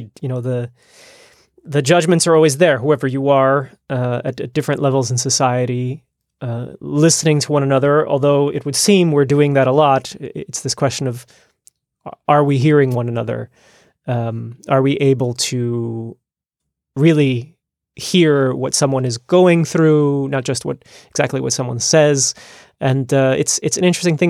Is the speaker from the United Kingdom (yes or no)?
no; United States; moved away as an adult; now in Netherlands; I grew up in the United States